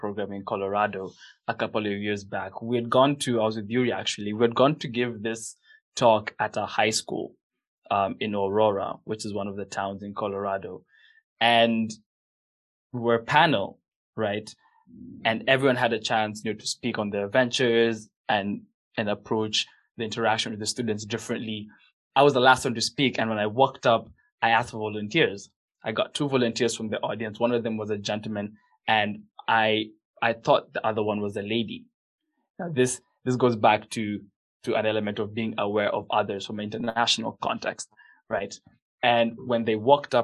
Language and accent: English; Kenya; we're both Kenyan